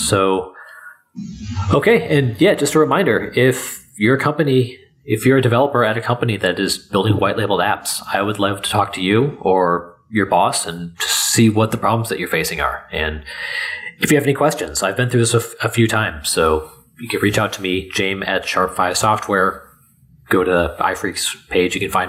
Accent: Minneapolis, Minnesota, United States; No, I'm from Minneapolis.

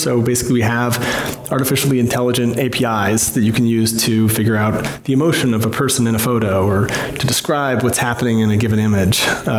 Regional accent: Virginia, United States; also born or lived in Boston; born in the United States of America. I have been a programmer since I was six, and I grew up in Virginia and went to school in Boston, spent about 10 years there.

